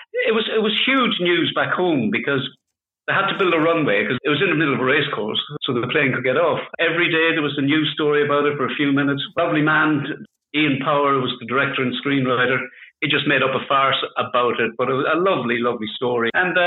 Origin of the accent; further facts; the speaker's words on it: Ireland; now in Luxembourg; We've got a steady supply, John.